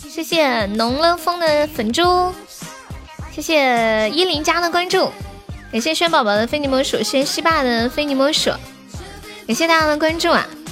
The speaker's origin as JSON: {"language": "Chinese", "town": "Nanchong", "region": "Sichuan", "country": "China", "said": "你知道我是南充人是吧"}